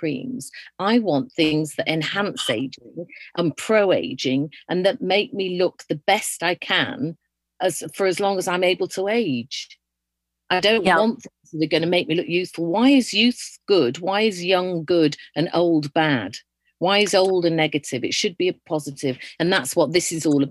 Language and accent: English; Yorkshire and the Humber, United Kingdom; moved away; I'm originally from Yorkshire